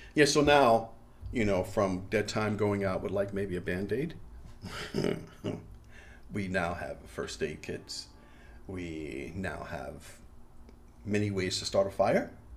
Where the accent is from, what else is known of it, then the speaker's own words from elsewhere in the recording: New York, United States; I am from New York